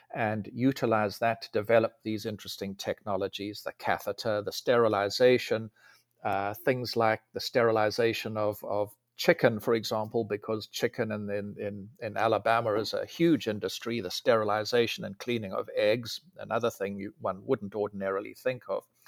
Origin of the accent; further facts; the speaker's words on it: South Africa; moved away as an adult; also born or lived in Germany / Delaware / California; now in Huntsville, United States; I grew up in South Africa.